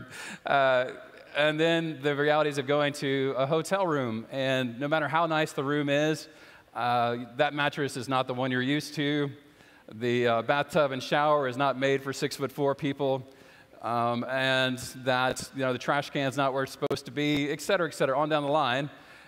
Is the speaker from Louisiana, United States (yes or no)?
yes; South Louisiana, United States; I grew up in South Louisiana